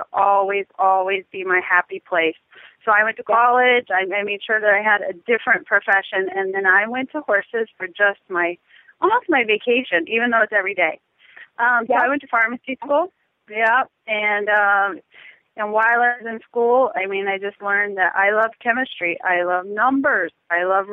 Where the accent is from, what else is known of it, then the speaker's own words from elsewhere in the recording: Lexington, Kentucky, United States; now in Wellington, United States; I was born in Lexington, Kentucky.